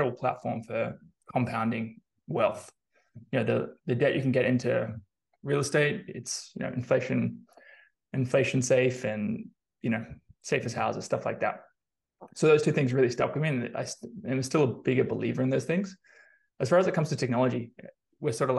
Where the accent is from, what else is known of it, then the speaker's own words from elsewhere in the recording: Australia; moved away as an adult; now in San Francisco, United States; I'm originally Australian, as I'm sure you can tell from the accent.